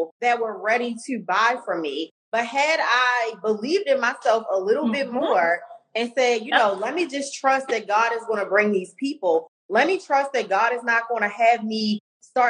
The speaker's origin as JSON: {"language": "English", "town": "Baltimore", "region": "Maryland", "country": "United States", "accent": "Baltimore", "said": "the Baltimore accents very thick, okay? Because we are both from Baltimore."}